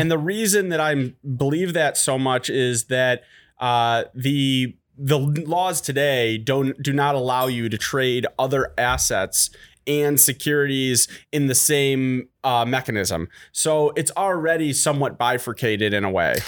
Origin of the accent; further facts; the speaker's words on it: Detroit, Michigan, United States; I'm from Detroit